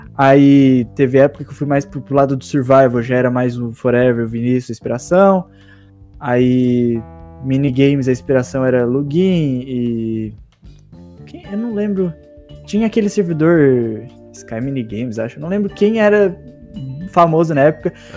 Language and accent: Portuguese; southern Santa Catarina, Brazil; sou de Santa Catarina mesmo. Bem no sul ali